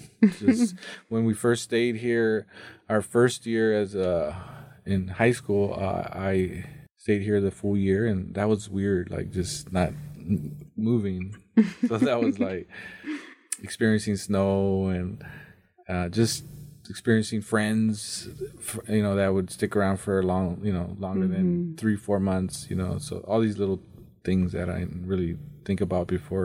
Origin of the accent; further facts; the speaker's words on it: Mountain Home, Idaho, United States; also born or lived in Nampa, Idaho; Well, I was born in Nampa, Idaho.